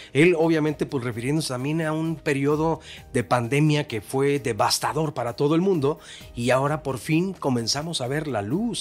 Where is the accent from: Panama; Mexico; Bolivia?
Mexico; yo mexicano